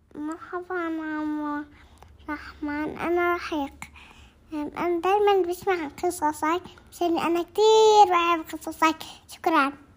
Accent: Egypt; من مصر

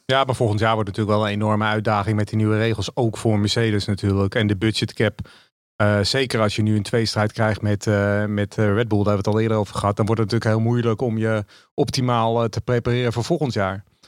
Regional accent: Netherlands; als Nederlander

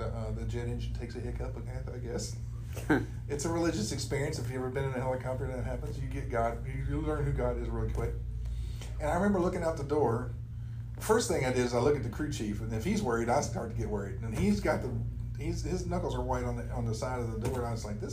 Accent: Radford, Virginia, United States; moved away as an adult; also born or lived in Fort Lewis, Washington; now in Wichita, United States; I grew up in a little town called Radford, Virginia, on the New River in the Blue Ridge Mountains. And I lived there until 1984 when I joined the United States Army.

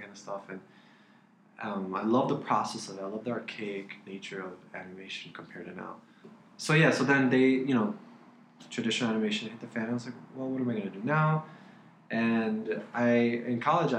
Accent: Miami, Florida, United States; also born or lived in Sarasota; I was born, raised in Miami

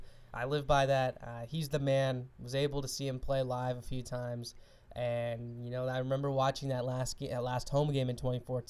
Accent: New York, United States; also born or lived in Seattle; I grew up in New York for about 5 years or so. I moved to Seattle in 2009. So my baseball roots are from Seattle because that's when I started liking baseball.

